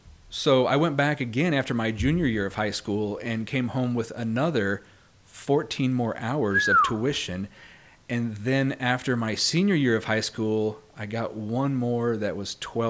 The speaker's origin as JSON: {"language": "English", "region": "Kansas", "country": "United States", "tie": "born or raised there", "said": "I grew up in Kansas on a cattle ranch. So I'm a cowboy, which often surprises people when they meet me, because I'm very much not a cowboy anymore."}